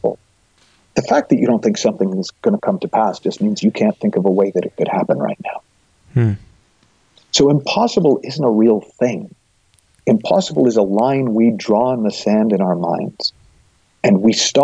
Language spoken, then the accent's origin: English; Massachusetts, United States; the town I grew up in Massachusetts